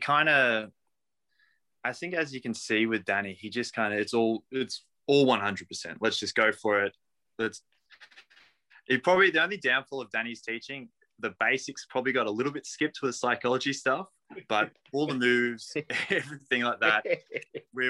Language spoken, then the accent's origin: English; Torquay, Victoria, Australia; I'm from Torquay.